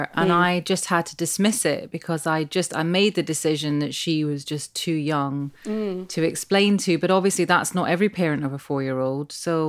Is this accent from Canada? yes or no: no; Glasgow, Scotland, United Kingdom; I mean, I grew up in Glasgow. There weren't that many Asians there at that point in the 70s